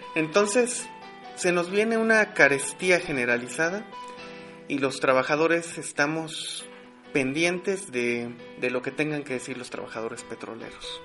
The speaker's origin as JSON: {"language": "Spanish", "country": "Mexico"}